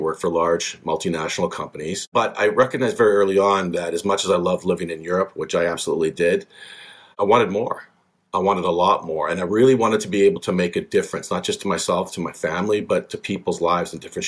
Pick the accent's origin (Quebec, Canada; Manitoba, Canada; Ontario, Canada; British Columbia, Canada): British Columbia, Canada; born and raised in British Columbia, one of the most beautiful places in Canada, fantastic place to grow up